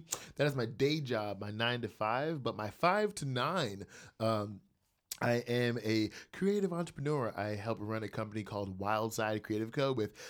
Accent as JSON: {"language": "English", "region": "New Jersey", "country": "United States", "tie": "born there", "lives_now": "Columbus, United States", "said": "I live in Columbus, Georgia. I was born in New Jersey."}